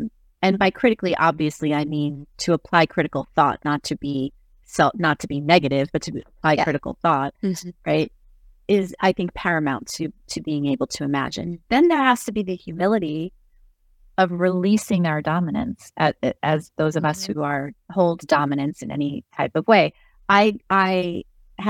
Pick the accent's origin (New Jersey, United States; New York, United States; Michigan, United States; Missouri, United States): New Jersey, United States; I am from Jersey